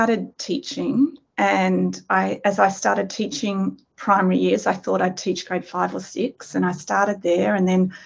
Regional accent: Australia; moved away as an adult; also born or lived in Sydney, Australia; now in Nanjing, China; I'm Australian.

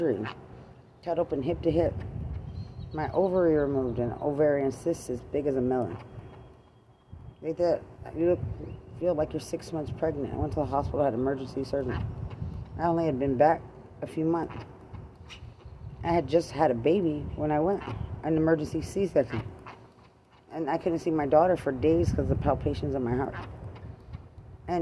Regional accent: United States; I'm American

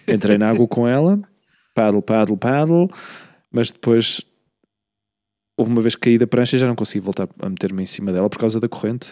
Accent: Queluz, Lisbon, Portugal; moved away; eu não cresci em Lisboa, eu cresci na periferia, em Queluz

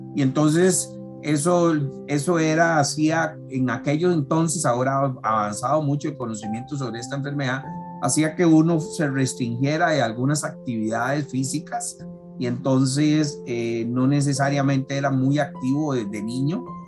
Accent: San José, Costa Rica; accent: Costa Rican R; soy costarricense y todos los amigos extranjeros lo notarán por, por nuestra R, fácilmente identificable nosotros los ticos. Tengo 56 años, nací en San José acá en el año 65

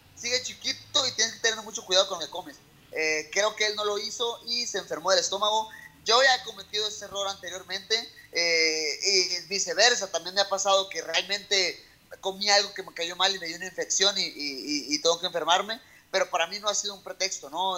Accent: Mexico; México, porque sé que puedo cambiar muchas cosas en mi país

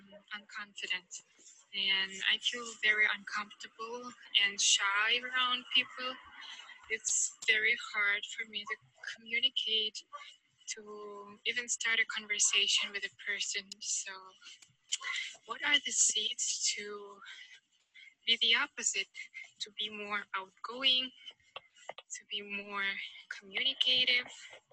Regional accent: Tuva, Russia; I'm from Republic of Tuva in Russia.

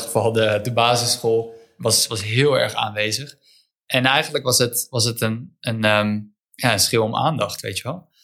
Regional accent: Netherlands; Eh, ik ben in Wijk opgegroeid

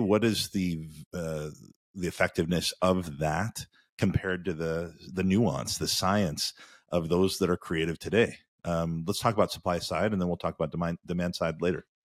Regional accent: Indiana, United States; we grew up in Indiana together

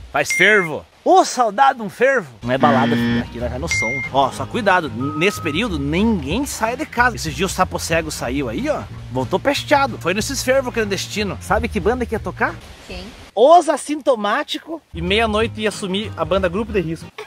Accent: Paraná, Brazil; a nossa gíria paranaense tem coisas que só nós paranaenses entendemos

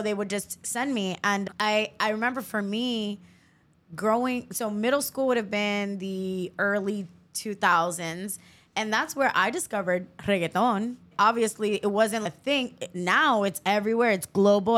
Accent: Miami, Florida, United States; growing up in Miami

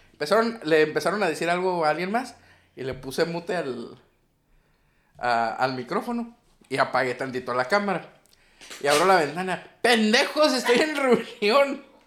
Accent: Sinaloa, Mexico; Somos de Sinaloa

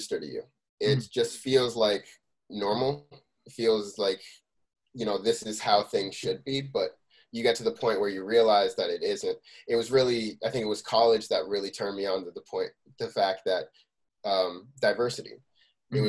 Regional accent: Scotch Plains, New Jersey, United States; I grew up in Scotch Plains, a lot of my friends played instruments

